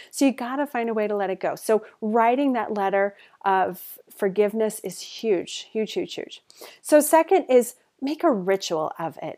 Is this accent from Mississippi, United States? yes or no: no; Denver, Colorado, United States; moved away as an adult; also born or lived in Portland, Oregon; I moved to Portland from Denver, moved to Portland, Oregon